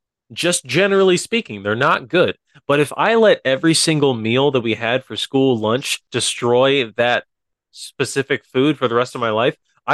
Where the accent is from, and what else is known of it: Midwest, United States; accent: Midwestern